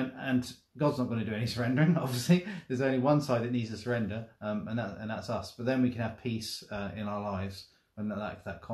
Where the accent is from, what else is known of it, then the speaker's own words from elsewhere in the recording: United Kingdom; we're as British people